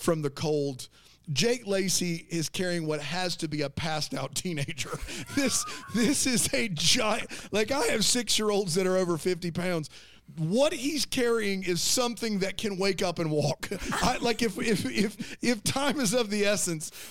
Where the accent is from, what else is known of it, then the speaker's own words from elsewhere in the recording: South Carolina, United States; we're from South Carolina